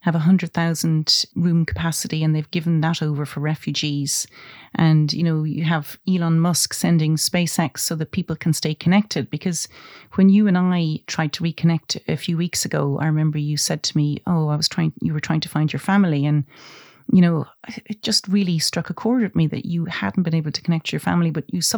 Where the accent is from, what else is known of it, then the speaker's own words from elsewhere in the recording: Ireland; I'm Irish